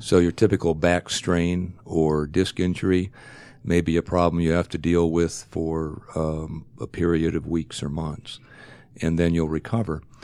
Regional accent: Ohio, United States; moved away as an adult; I grew up in Ohio, went to medical school in Ohio

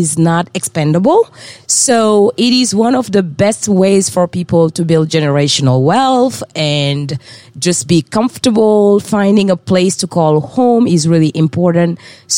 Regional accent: France; English is a second language; moved away as an adult; also born or lived in West Africa; I tend to joke that I am from the South, South, South, which is Africa. Born and raised in West Africa. Grew up in France where I studied until undergrad. Moved here in 2008.

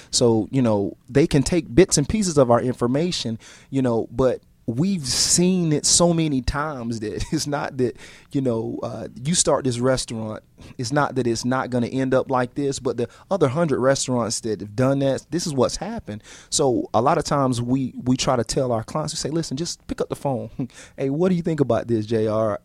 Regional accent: Atlanta, Georgia, United States; I'm from Atlanta

